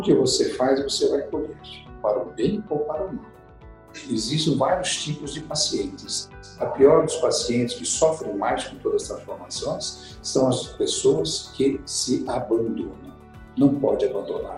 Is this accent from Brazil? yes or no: yes; São Paulo, Brazil; also born or lived in Curitiba; eu nasci aqui em São Paulo, fiquei em São Paulo até ir para Curitiba